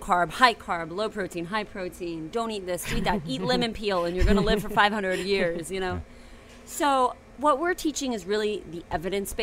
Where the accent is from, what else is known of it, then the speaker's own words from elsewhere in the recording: near Cincinnati, Southwest Ohio, United States; now in New Orleans, United States; I'm from Ohio